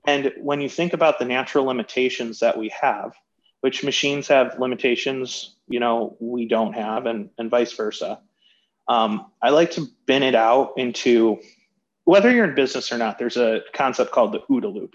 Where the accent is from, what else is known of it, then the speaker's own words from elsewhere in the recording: Birmingham, Michigan, United States; growing up in Birmingham, Michigan, I played football